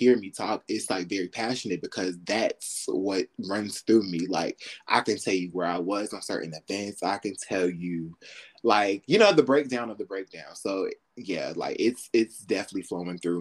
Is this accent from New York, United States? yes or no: yes; New York, United States; I'm from New York. My sister went to this fashion high school in New York.